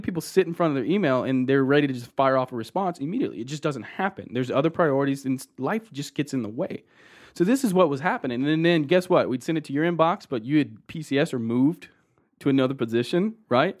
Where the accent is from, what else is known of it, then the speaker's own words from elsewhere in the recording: Austin, Texas, United States; also born or lived in Colorado Springs, Colorado / Houston, Texas; actually born and raised in Austin, Texas. So, uh, Texas boy, tried and true